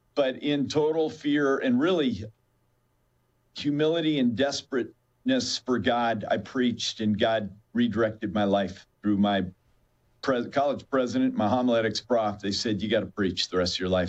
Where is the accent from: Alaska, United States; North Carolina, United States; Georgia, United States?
Alaska, United States; now in Chicago, United States; I was born and raised in Alaska